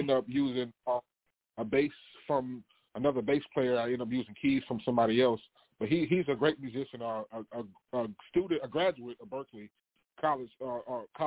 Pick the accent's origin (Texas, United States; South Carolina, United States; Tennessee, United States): South Carolina, United States; Winnsboro; Born and raised in South Carolina.